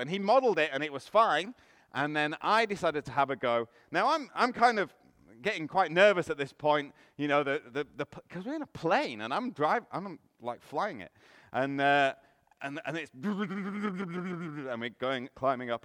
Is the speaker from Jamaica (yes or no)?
no; England, United Kingdom; now in Canada; I'm from England, you might be able to tell from the accent.